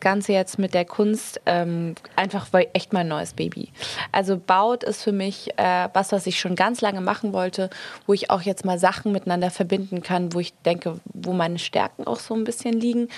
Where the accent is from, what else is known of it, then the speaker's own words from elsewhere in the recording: Marbella, Andalusia, Spain; also born or lived in Munich; now in London, United Kingdom; in Spanien ist es eigentlich, also vor allem da, wo ich aufgewachsen bin